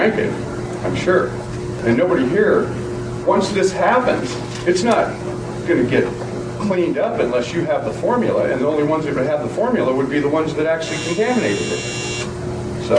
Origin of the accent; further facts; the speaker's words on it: Ainsworth, Nebraska, United States; I'm from Ainsworth, Nebraska